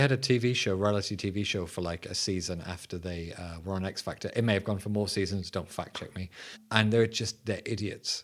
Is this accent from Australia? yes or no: no; England, United Kingdom; I'm your English host.